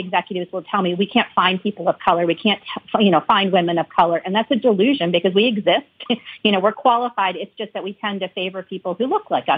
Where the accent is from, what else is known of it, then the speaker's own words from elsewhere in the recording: United States; growing up in the United States, being Indian American.